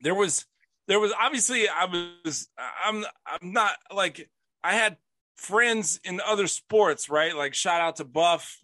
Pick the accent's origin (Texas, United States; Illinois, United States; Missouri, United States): Texas, United States; Bastrop; I'm from Bastrop, Texas